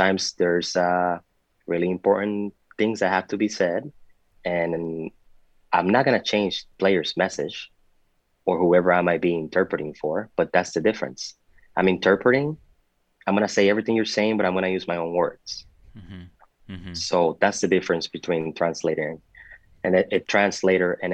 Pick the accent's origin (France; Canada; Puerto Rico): Puerto Rico; moved away as an adult; also born or lived in Dominican Republic / Rochester, New York / Miami, Florida; I was born in the Dominican Republic, but I was raised in Puerto Rico